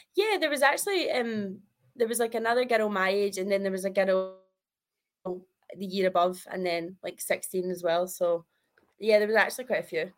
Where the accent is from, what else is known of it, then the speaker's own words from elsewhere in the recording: Kirkintilloch, Scotland, United Kingdom; I am from Kirkintilloch, which is like 20 minutes outside of Glasgow